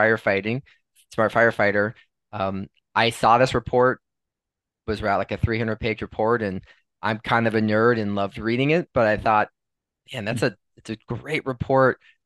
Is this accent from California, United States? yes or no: yes; Los Angeles, California, United States; also born or lived in Wisconsin; I'm originally from Los Angeles, California, the fourth of seven children.